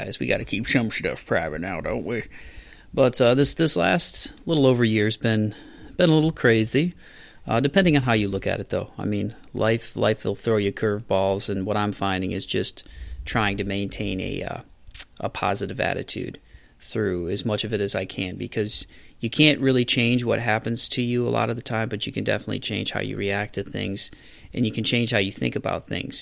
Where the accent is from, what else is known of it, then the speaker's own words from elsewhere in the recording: Toledo, Ohio, United States; my hometown where I grew up in Toledo